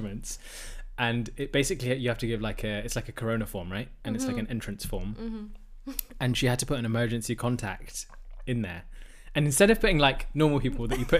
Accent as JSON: {"language": "English", "region": "London", "country": "United Kingdom", "tie": "born or raised there", "moved": "yes", "lives_now": "Amsterdam, Netherlands", "said": "I grew up around London culture"}